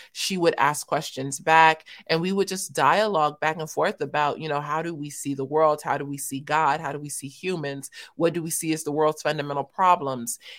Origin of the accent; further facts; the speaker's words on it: Los Angeles, California, United States; I was born and raised in South Central Los Angeles for about the first 15 years